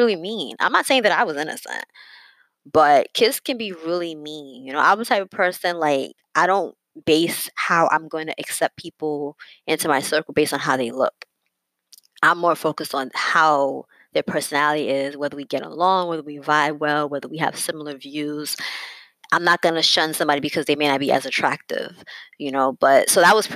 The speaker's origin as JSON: {"language": "English", "town": "New York City", "region": "New York", "country": "United States", "tie": "born or raised there", "said": "I basically born and raised in New York City, where I still reside"}